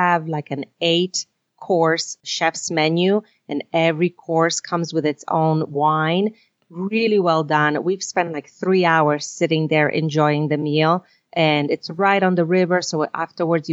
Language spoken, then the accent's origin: English; New York City, New York, United States; I grew up in Brooklyn, New York.